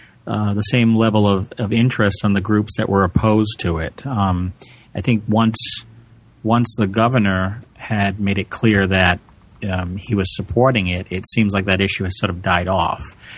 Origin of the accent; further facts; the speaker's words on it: Massachusetts, United States; here in Massachusetts, which is my home state